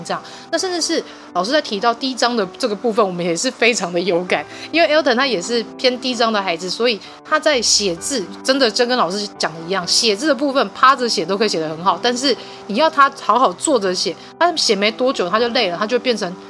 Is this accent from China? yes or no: no; Taiwan; 我们台湾的